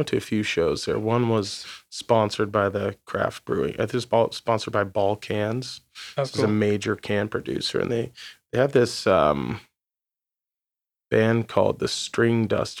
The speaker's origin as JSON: {"language": "English", "town": "Philomath", "region": "Oregon", "country": "United States", "tie": "born or raised there", "said": "That's my hometown. Philomath."}